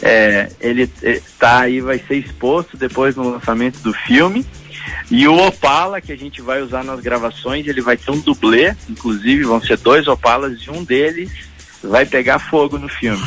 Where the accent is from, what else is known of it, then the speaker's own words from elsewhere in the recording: Brazil; moved away as an adult; also born or lived in Los Angeles, United States; eu sou brasileiro